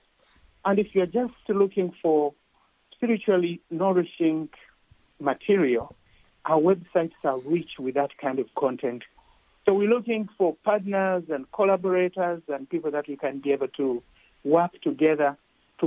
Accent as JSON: {"language": "English", "town": "Jinja", "region": "Eastern Region", "country": "Uganda", "tie": "born or raised there", "moved": "yes", "said": "I was born in Uganda in a small town of Jinja"}